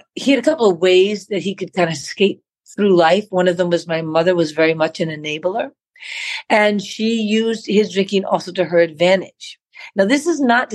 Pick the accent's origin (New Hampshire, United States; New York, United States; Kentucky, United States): New York, United States; I grew up in Manhattan. I was born in New York, New York